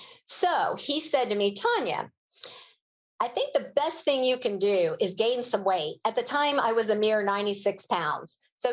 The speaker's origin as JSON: {"language": "English", "town": "Boulder", "region": "Colorado", "country": "United States", "said": "It was a good thing I was from Boulder, Colorado, because there are a lot of people in Boulder, Colorado that have either climbed Mount Everest"}